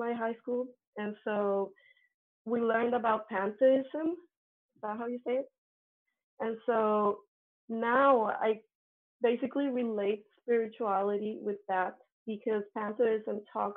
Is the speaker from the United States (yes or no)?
no; Colombia; English is a second language; moved away; I come from Colombia. Colombia has very Catholic schools. I was part of a very Catholic school